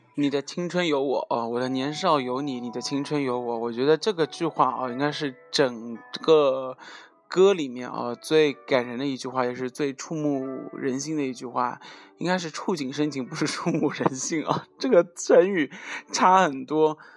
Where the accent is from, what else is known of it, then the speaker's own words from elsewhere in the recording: southern China, China; 作为南方人